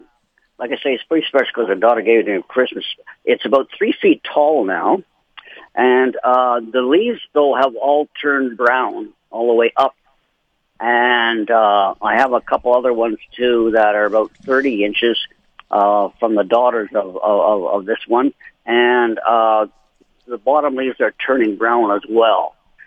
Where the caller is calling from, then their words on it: Winnipeg, Manitoba, Canada; I'm calling from Winnipeg.